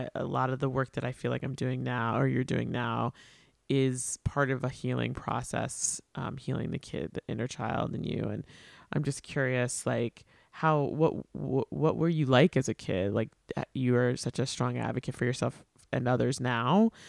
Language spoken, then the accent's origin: English; New York, United States; I grew up on Long Island, and I don't think people think I sound like I'm from Long Island.